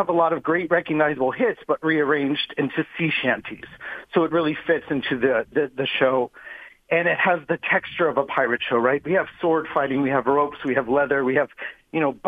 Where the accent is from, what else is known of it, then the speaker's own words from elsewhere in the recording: Orlando, Florida, United States; moved away as an adult; also born or lived in Las Vegas / Tokyo; I'm from Orlando, and you know, Orlando has a lot of things at your fingertips for a young performer, and I got to do a lot growing up with Disney World and all the theme parks